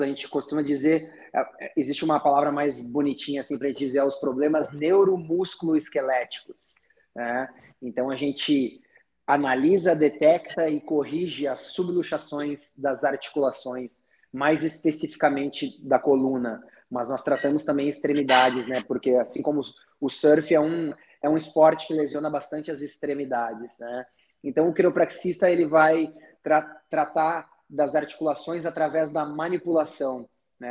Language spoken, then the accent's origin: Portuguese; Taquara, Rio Grande do Sul, Brazil; moved away as an adult; now in Rio de Janeiro, Brazil; eu sou gaúcho, sou de uma cidade do interior do Rio Grande do Sul, Taquara